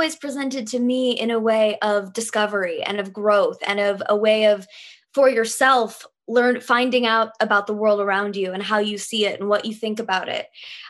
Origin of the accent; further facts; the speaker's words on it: Lee's Summit, Missouri, United States; also born or lived in North Carolina / Georgia; So actually I was an army brat as a kid. So I was born in North Carolina and Georgia. So when I first learned to talk, I actually learned to talk like this. And then somehow when I moved to Missouri, I lost my accent.